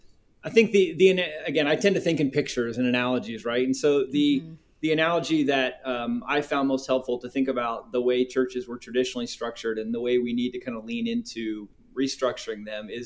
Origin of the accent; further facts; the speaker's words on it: South Korea; That's part of my heritage. I'm from Korea and Korean spicy wings is a delicacy.